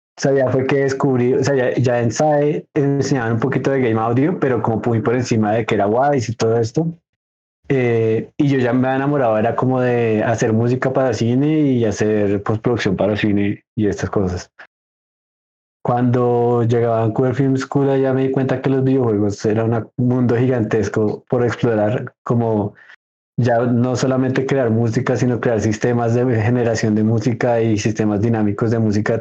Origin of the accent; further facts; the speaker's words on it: Bogotá, Colombia; yo soy de Bogotá, Colombia